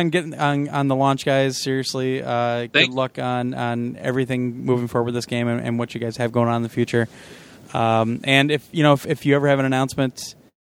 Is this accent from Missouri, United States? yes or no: yes; Kansas City, Missouri, United States; moved away; I'm from Kansas City originally